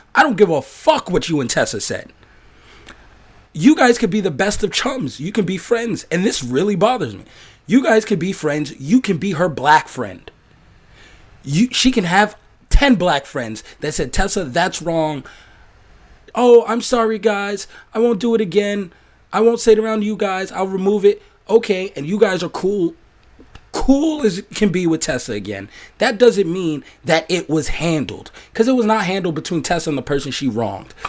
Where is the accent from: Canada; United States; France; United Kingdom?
United States; New York; I'm from New York